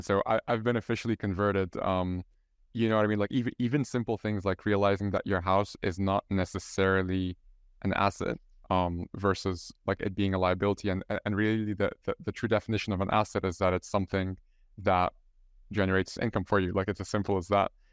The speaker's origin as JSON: {"language": "English", "country": "Egypt", "first_language": "Arabic", "second_language": "English", "moved": "yes", "lives_now": "Ireland", "said": "I'm, I'm from Egypt, so my, my mother tongue is, is Arabic, and I'm living here in, in Ireland"}